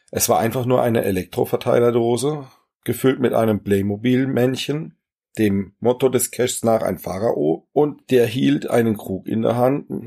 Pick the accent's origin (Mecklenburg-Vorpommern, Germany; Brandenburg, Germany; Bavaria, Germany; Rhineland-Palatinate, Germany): Rhineland-Palatinate, Germany; Germersheim; Ja, ich komme aus Germersheim. Das ist eine ganz kleine, schöne, alte Festungsstadt am Rhein. Hat circa 20.000 Einwohner.